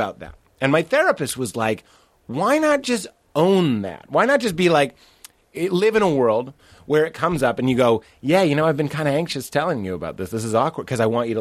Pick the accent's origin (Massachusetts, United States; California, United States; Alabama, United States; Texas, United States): Massachusetts, United States; Lexington; I grew up outside of Boston in Lexington, Massachusetts